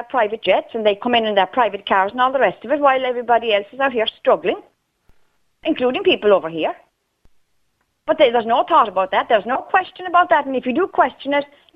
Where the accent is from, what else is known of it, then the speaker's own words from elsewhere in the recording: Scotland, United Kingdom; now in Ireland; Born and bred in Scotland